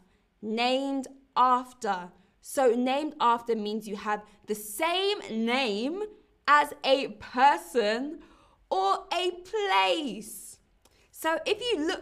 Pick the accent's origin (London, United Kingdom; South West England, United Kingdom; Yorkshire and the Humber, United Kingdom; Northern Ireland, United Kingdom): London, United Kingdom; London, my hometown